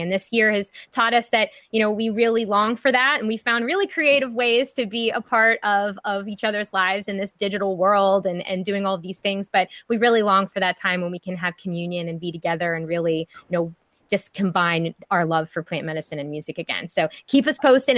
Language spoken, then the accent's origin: English; Pittsburgh, Pennsylvania, United States; a fellow Pittsburgher here